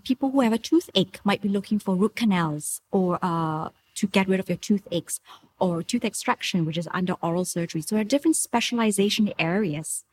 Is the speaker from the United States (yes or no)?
no; Singapore; moved away as an adult; now in Thailand; I'm from Singapore originally.